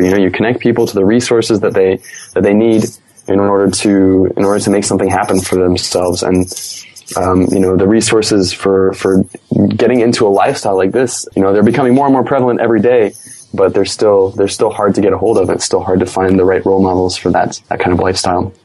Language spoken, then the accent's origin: English; United States; accent: American; moved away; I am natively from America.